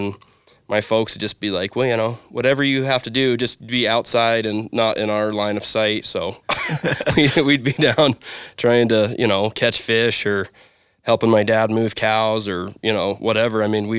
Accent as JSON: {"language": "English", "town": "Bighorn", "region": "Wyoming", "country": "United States", "tie": "born or raised there", "also_born_or_lived": "Dayton", "said": "Yeah, I grew up on the Little Goose Ranch, south of Bighorn, right along the face."}